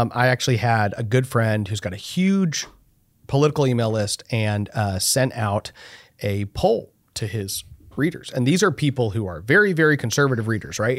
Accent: Texas, United States; as a Texan

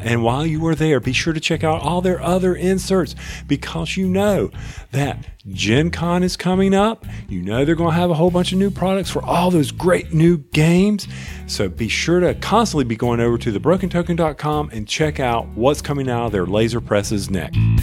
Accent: North Carolina, United States; I'm from North Carolina

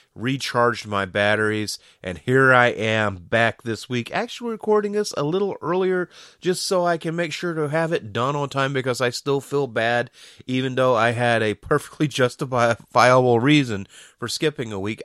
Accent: Georgia, United States

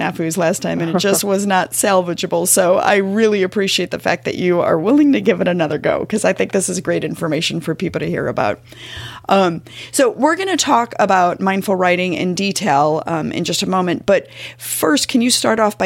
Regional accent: Missouri, United States; I'm from Missouri

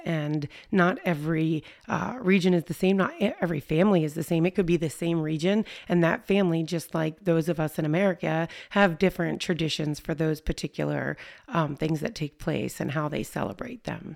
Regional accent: United States; I was born an American

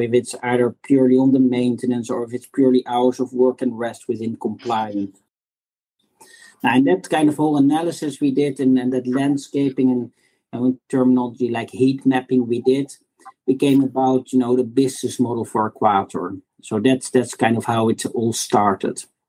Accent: Netherlands; moved away as an adult; also born or lived in United Kingdom / United States; now in Singapore; as you can hear from my accent, I'm originally from the Netherlands.

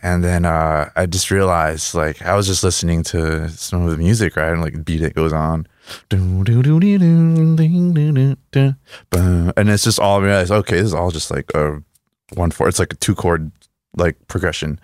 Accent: El Paso, Texas, United States; English is a second language; also born or lived in Juárez, Mexico; I'm from El Paso

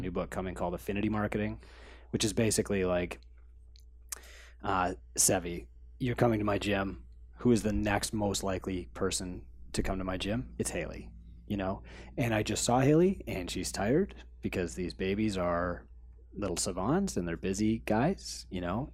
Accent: Canada; We're Canadian

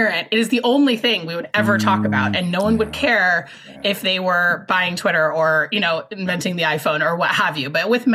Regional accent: Seattle, Washington, United States; my hometown, which is Seattle, Washington, which is a place that's changed a great deal since I was growing up here

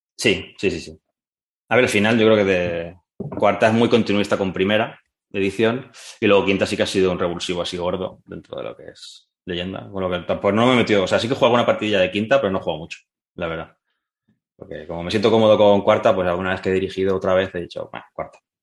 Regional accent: Alboraya, Valencian Community, Spain; de mi pueblo, soy de Alboraya, un pueblo cerca de, de, Valencia

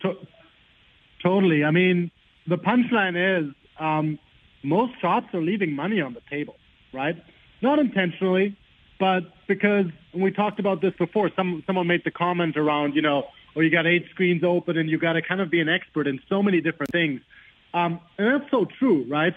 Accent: Germany; now in Los Angeles, United States; I'm from Germany originally

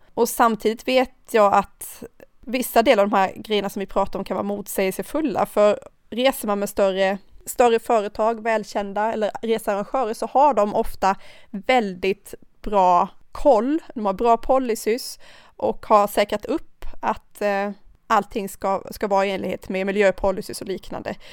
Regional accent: Karlskrona, Blekinge, Sweden; also born or lived in Thailand; now in Stockholm, Sweden; Jag kommer från Karlskrona

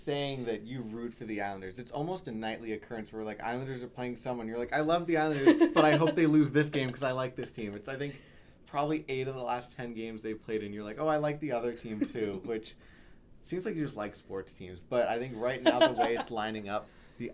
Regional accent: New York, United States

